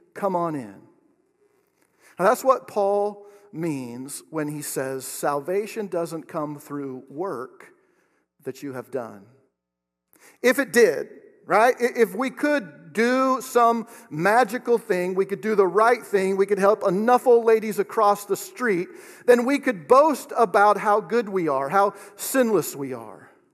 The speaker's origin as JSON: {"language": "English", "region": "Oregon", "country": "United States", "moved": "as an adult", "lives_now": "Kansas, United States", "said": "I'm from Oregon"}